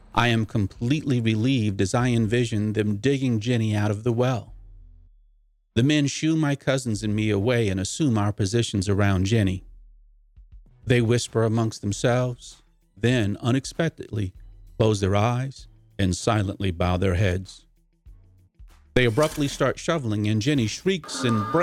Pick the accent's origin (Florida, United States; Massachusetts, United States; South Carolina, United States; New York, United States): Massachusetts, United States; Boston; also born or lived in North Carolina; I was born in North Carolina, but my first recollections in life are growing up in Boston, Mass